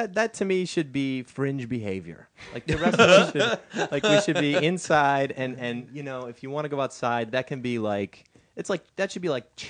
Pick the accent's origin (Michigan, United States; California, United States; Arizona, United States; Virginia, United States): California, United States; the Bay Area; Yes, I'm from the Bay Area in California.